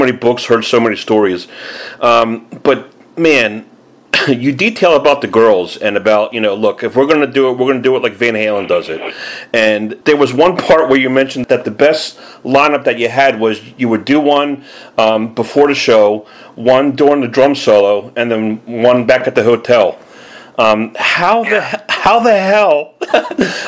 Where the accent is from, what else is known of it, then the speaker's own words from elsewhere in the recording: Philadelphia, Pennsylvania, United States; I'm from Philadelphia here